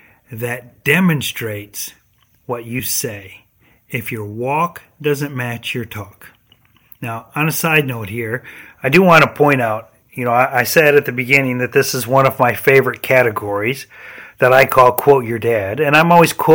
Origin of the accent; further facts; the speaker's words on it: Michigan, United States; accent: northern; now in Florida, United States; When I moved from Michigan to South Florida, people commented at first about my northern accent.